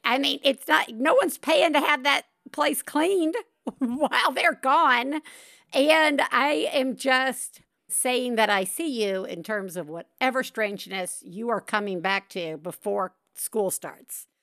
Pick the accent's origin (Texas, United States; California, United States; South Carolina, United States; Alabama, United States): Alabama, United States; Tuscaloosa; We grew up in Tuscaloosa, Alabama